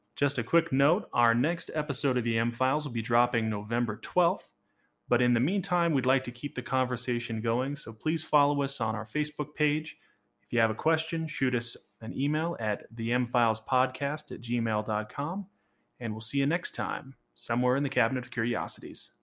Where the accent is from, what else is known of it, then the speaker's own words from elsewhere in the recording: Riverton, Wyoming, United States; I grew up in Riverton, Wyoming